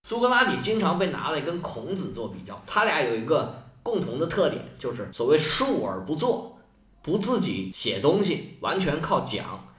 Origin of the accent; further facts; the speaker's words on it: China; 就好像我们中国人说起个名吧